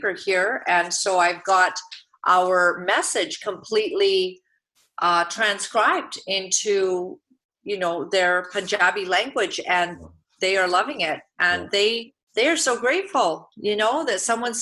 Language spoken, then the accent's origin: English; Uganda; moved away; I was born in Uganda, East Africa.